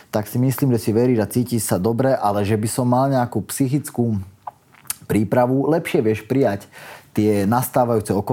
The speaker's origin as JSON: {"language": "Slovak", "town": "Nové Zámky", "region": "Nitra Region", "country": "Slovakia", "tie": "born or raised there", "said": "môj ocino, on býva v mojom rodnom meste, odkiaľ pochádzam z Nových zámkov"}